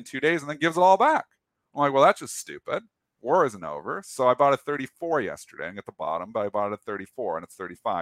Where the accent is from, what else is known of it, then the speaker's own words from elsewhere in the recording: Canada; I'm Canadian